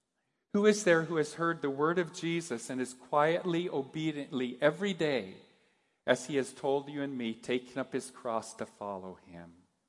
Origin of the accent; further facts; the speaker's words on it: Japan; As most of you know, I grew up in Japan. My folks were missionaries.